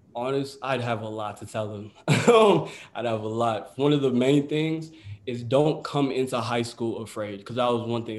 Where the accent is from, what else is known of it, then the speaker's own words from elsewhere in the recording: United States; my parents were born in Ghana, but I was born in the United States